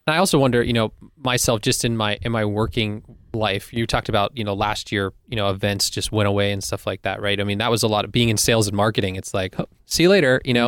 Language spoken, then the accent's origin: English; Pittsburgh, Pennsylvania, United States; as a teen growing up in Pittsburgh